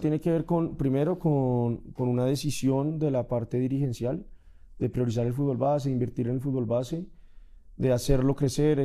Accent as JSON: {"language": "Spanish", "country": "Colombia"}